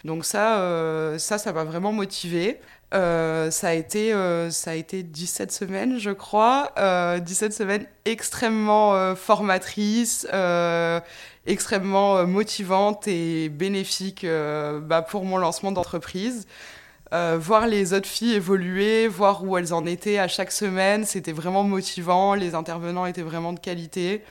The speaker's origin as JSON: {"language": "French", "country": "France", "tie": "born or raised there", "moved": "as an adult", "lives_now": "Montreal, Canada", "said": "je suis originaire de France"}